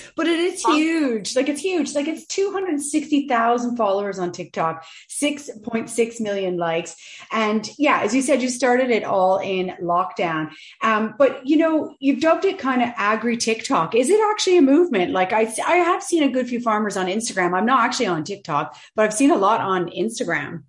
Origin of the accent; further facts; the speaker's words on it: Canada; now in Ireland; I'm originally from Canada